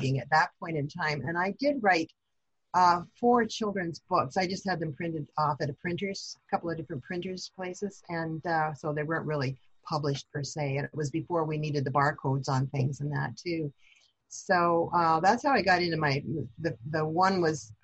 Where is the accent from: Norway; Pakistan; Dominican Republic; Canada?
Canada; Brantford, Ontario; moved away as an adult; now in London, Canada; And I was brought up in Brantford, born and brought up there. I did all my schooling in Brantford.